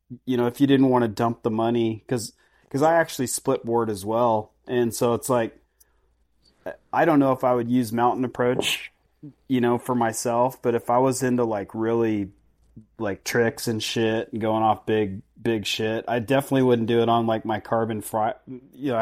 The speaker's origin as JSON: {"language": "English", "town": "Fairfield", "region": "Idaho", "country": "United States", "said": "I'm from Fairfield, so Sun Valley, the whole Wood River Valley"}